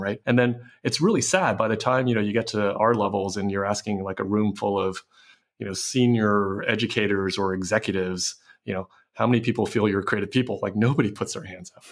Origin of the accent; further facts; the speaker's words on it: San Francisco, California, United States; I grew up in San Francisco